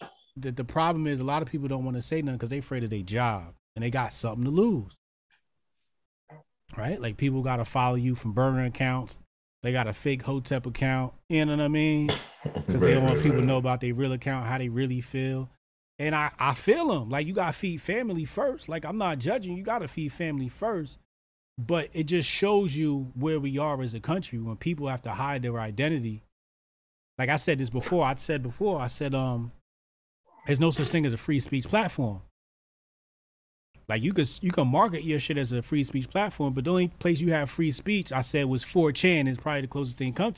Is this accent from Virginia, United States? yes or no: no; Arkansas, United States; I'm from Arkansas. Ain't no Ukrainians never called me cracker.